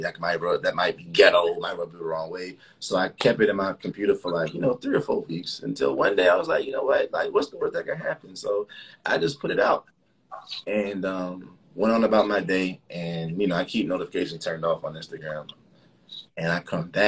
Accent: Miami, Florida, United States; also born or lived in Chicago, Illinois; I'm from, you know, Miami's home, but I was born in Chicago

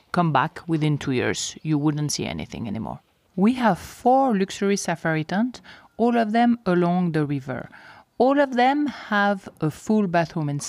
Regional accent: Switzerland; first language French; English is a second language; moved away as an adult; I was born and I grew up in Switzerland, close to Geneva, so I am from the French part of Switzerland, so my main language is actually French. I stayed in Switzerland until I was around 30 years old

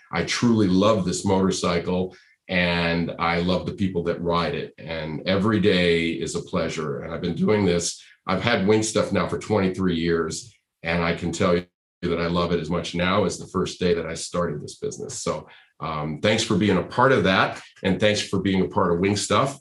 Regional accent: Rhode Island, United States; now in California, United States; I grew up in Rhode Island. I'm a New England. I'm a New England boy, right? I mean, I grew up in Rhode Island, but I've been in California for a long time now

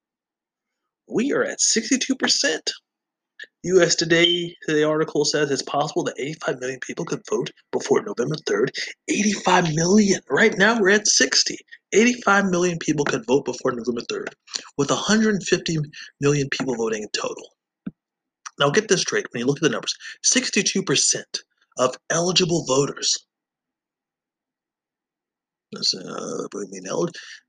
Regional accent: Georgia, United States; also born or lived in Colorado; now in Wisconsin, United States; growing up in Georgia

